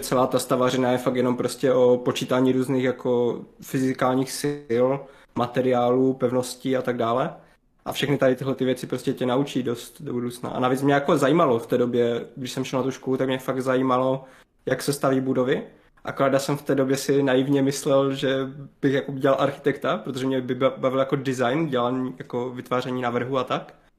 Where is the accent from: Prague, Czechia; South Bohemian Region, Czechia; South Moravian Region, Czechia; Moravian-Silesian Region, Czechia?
Moravian-Silesian Region, Czechia; Havířov; pocházím z Havířova, z okolí Havířova, z takové malé vesničky, kousek od Havířova